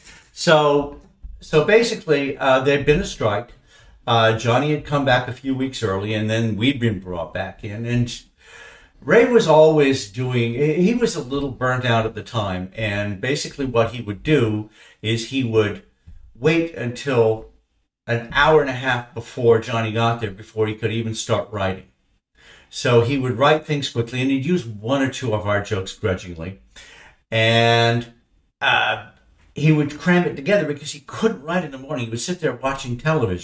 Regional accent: Toronto, Ontario, Canada; also born or lived in Derbyshire, England; we grew up in Canada, watching The Tonight Show

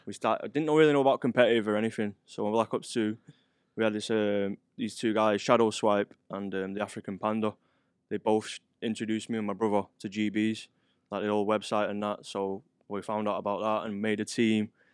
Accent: Manchester, North West England, United Kingdom; moved away; from Gorton. It's got, a place called Gorton in Manchester

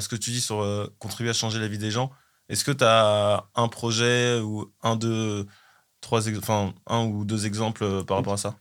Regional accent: Bobigny, Île-de-France, France; also born or lived in Mali (ancestry) / Paris; moi, j'ai grandi à Bobigny, dans un quartier

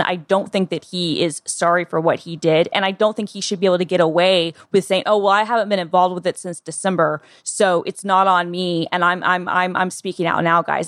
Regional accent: the South, United States; the South, where I'm from

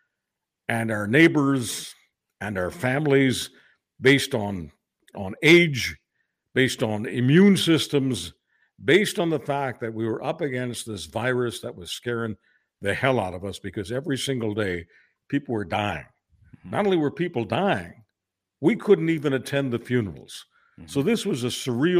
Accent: Canada; we're just Canadian lads

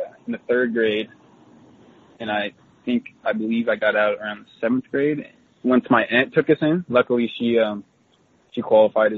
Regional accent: Orem, Utah, United States; moved away as an adult; now in Seattle, United States; I was born in Orem, Utah, which is 5 minutes from Provo, and then just moved five feet from there and then lived there until I was 18

